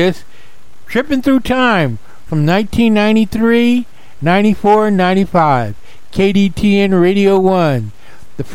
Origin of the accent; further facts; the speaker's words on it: Palmdale, California, United States; the radio station I grew up on in Palmdale, California